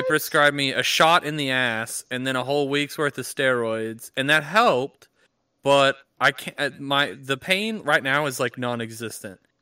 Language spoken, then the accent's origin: English; United States; as an American without insurance